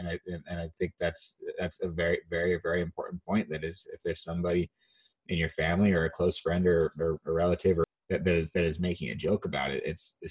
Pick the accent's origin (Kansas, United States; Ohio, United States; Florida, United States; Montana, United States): Montana, United States; growing up in Montana too, every single person that I knew was white